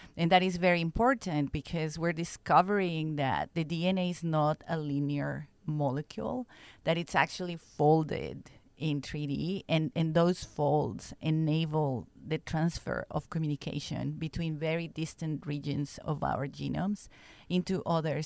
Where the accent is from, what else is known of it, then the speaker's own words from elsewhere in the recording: Mexico; moved away as an adult; also born or lived in Stockholm, Sweden / United States; I'm from Mexico originally